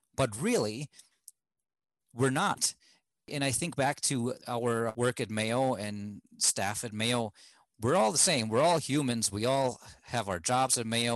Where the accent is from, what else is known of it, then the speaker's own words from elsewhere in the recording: Germany; moved away as an adult; now in United States; back home in germany I grew up in a fairly homogeneous society